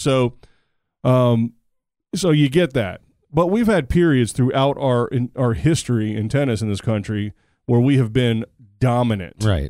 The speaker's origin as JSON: {"language": "English", "country": "United States", "said": "As an American, and we're the best at it."}